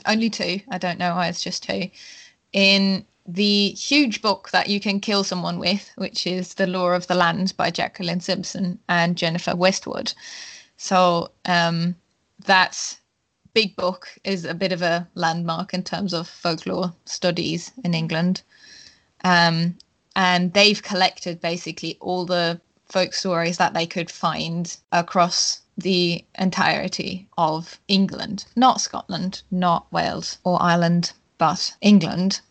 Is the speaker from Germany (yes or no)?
yes; Germany; I am from Germany